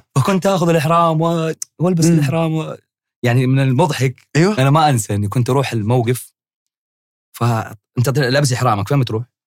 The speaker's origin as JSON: {"language": "Arabic", "region": "Hejaz", "country": "Saudi Arabia", "said": "عندنا في الحجاز"}